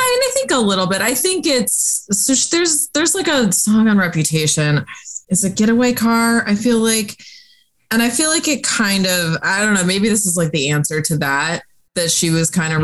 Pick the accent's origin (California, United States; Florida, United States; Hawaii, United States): Florida, United States; growing up in Florida, like the salt air and the rust on your door